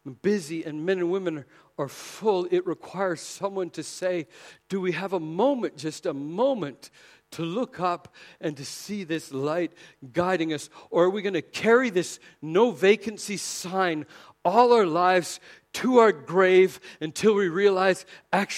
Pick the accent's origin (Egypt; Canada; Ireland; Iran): Canada; moved away; coming from Canada, we're not really supposed to even say Merry Christmas because we're Canadian